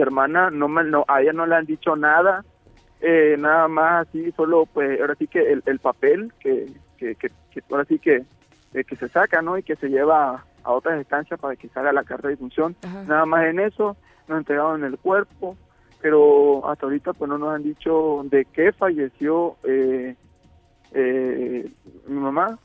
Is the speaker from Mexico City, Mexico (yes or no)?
no; Tabasco, Mexico; somos tabasqueños